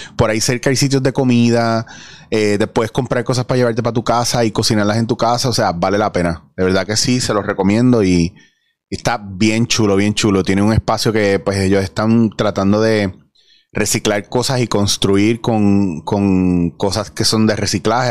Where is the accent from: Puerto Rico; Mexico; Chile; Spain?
Puerto Rico; somos los puertorriqueños